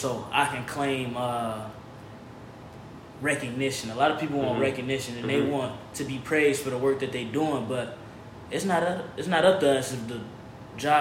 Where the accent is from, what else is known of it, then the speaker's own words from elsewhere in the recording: Detroit, Michigan, United States; moved away as an adult; now in California, United States; I'm from Detroit, Michigan